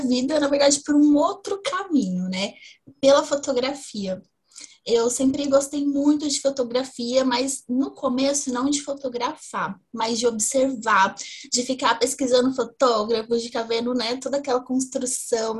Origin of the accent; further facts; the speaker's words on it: interior of São Paulo, Brazil; now in Ribeirão Preto, Brazil; eu sou do interior de São Paulo